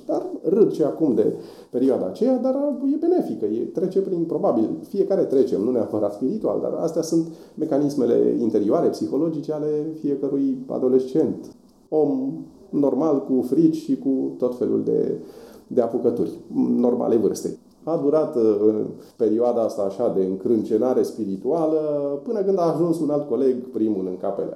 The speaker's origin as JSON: {"language": "Romanian", "town": "Voluntari", "region": "Ilfov", "country": "Romania", "tie": "born or raised there", "also_born_or_lived": "Bucharest", "said": "provenind din voluntari. Acolo am crescut, m-am născut în București"}